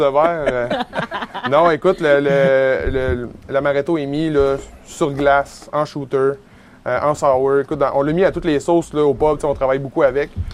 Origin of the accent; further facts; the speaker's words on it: Côte-Nord, Quebec, Canada; quand on était jeune, puis qu'on a grandi sur la Côte-Nord